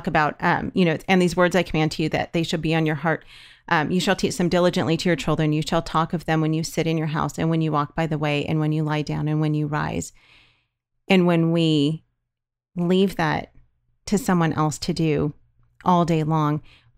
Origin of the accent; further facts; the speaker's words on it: California, United States; we're from California